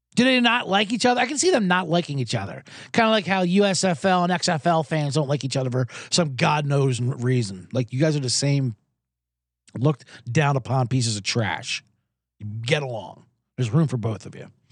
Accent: Jacksonville, Florida, United States; I'm from Jacksonville

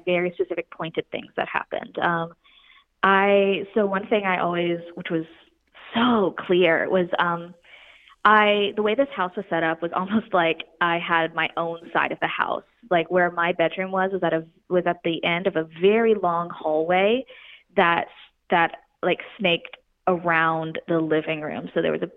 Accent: Pensacola, Florida, United States; I grew up actually in Florida, and I grew up right outside Pensacola, Florida

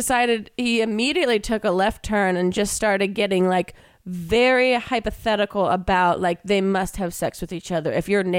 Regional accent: New Jersey, United States; I'm from South Jersey

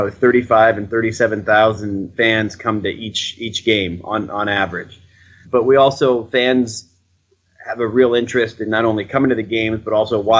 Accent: Cleveland, Ohio, United States; moved away as an adult; now in Boston, United States; I grew up loving baseball, but I'm from Cleveland, Ohio.

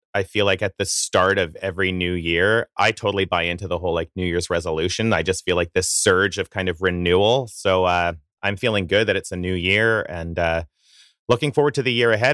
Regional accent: Coaldale, Alberta, Canada; moved away; I grew up in the town of Coldale, Alberta

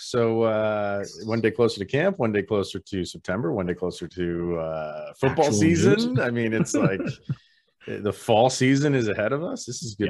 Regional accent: New York, United States; I born and raised in the New York area, and more upstate, more near like the Albany area.

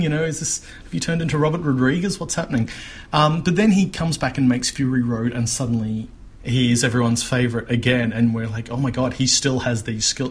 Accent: Australia

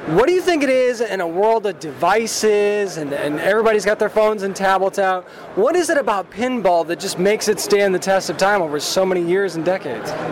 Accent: Virginia, United States; I'm on the East Coast. I'm from Virginia

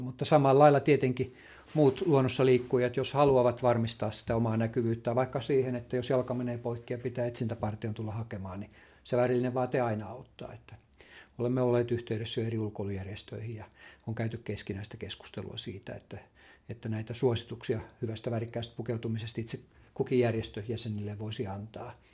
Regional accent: Lammi, Kanta-Häme, Finland; mä itse tulen Lammilta

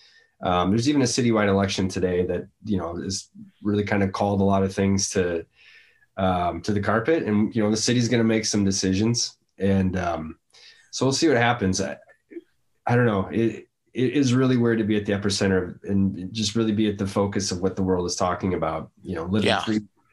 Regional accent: Minneapolis, Minnesota, United States; whether it's New York or New Orleans or my hometown of Minneapolis.

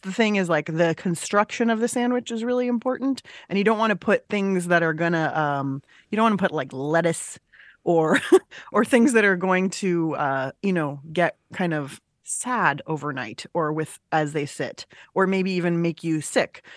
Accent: San Diego, California, United States; I grew up in San Diego

